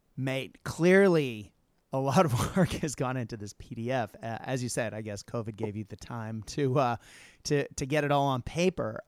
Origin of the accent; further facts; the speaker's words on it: United States; moved away as an adult; now in Australia; as an American who moved to Australia, God, forever ago